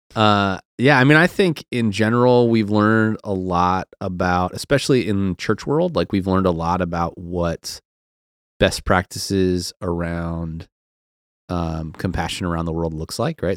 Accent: outside of Cleveland, Ohio, United States; moved away as an adult; also born or lived in Seattle; I grew up outside of Cleveland

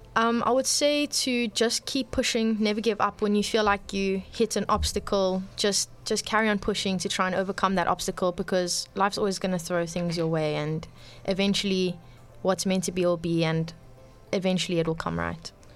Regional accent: Cape Town, Western Cape, South Africa; I'm born and bred in Cape Town.

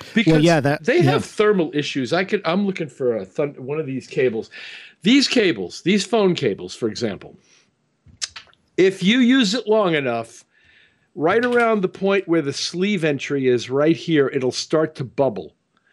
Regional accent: Missouri, United States; So I'm from Missouri.

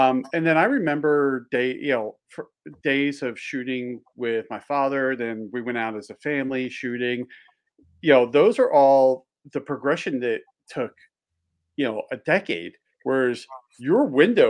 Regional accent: just outside of Philly, Pennsylvania, United States; also born or lived in Delaware / Maryland; now in Montana, United States; I grew up just outside of Philly. So I was an East Coast boy

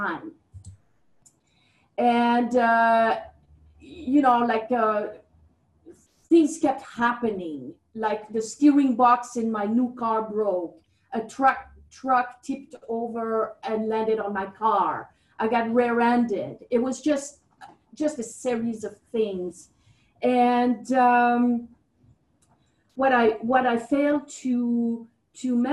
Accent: Switzerland; I'm from Switzerland. I was brought up in an environment of the arts

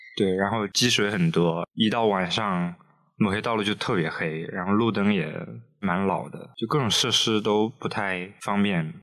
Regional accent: Shandong, China; now in Beijing, China; 不想在老牙山东待着

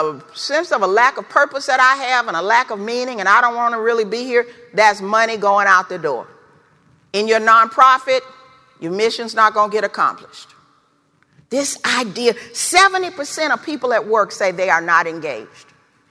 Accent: the South, United States; Growing up in the South in the 50s and 60s, I heard this word a lot.

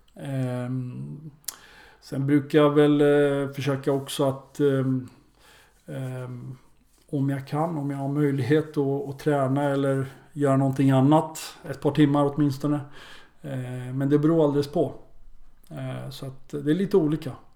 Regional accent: Örebro, Örebro County, Sweden; born or raised there; moved away

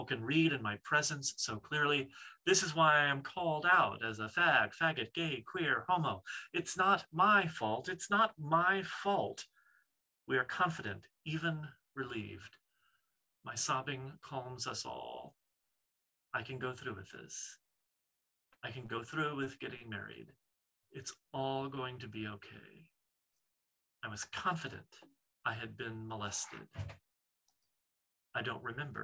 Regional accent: New Orleans, Louisiana, United States; growing up in the Deep South and the sort of outskirts of New Orleans

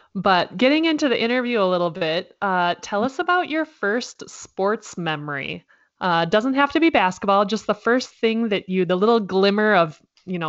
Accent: Minnesota, United States; moved away; I tell people that I'm from Minnesota, and I don't know if it's my accent or what, but they automatically think I'm saying Venezuela

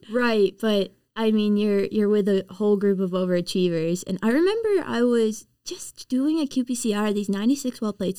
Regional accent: Prince Edward Island, Canada; moved away as an adult; also born or lived in Nova Scotia; I'm from Prince Edward Island

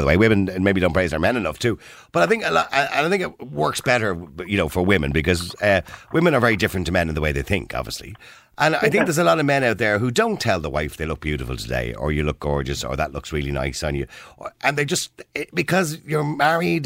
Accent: Ireland; we're Irish

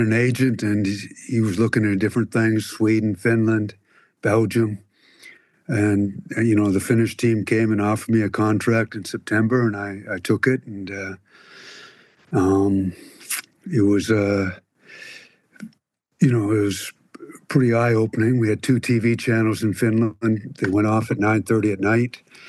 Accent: Canada; Growing up in Canada.

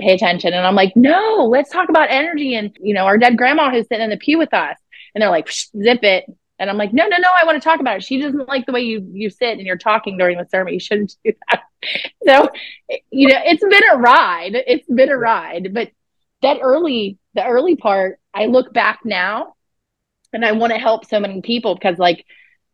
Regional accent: outside of Pittsburgh, southwestern Pennsylvania, United States; southwestern Pennsylvania. So okay, right outside of Pittsburgh. Mm-hmm, yeah, about 40 minutes outside of Pittsburgh

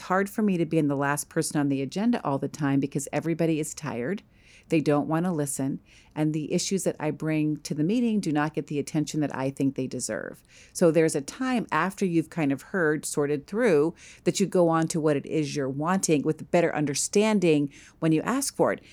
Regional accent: East Coast, United States; I grew up on the East Coast.

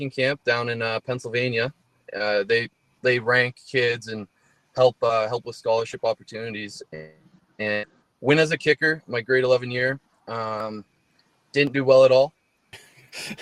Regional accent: Barrie, Ontario, Canada; moved away as an adult; now in Edmonton, Canada; my hometown, Barrie, Ontario

